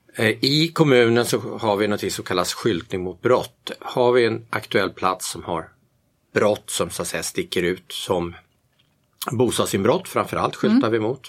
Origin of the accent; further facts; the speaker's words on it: Järfälla, Stockholm County, Sweden; moved away as an adult; also born or lived in Bromma, Stockholm; now in Tyresö, Sweden; jag är inte född i Tyresö, jag är född i Bromma, Västerled, och uppvuxen i Järfälla, Sälby växte jag upp